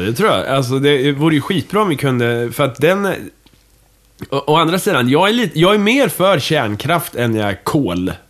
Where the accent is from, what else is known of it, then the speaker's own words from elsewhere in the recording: Kumla, Örebro County, Sweden; moved away; hemma i Kumla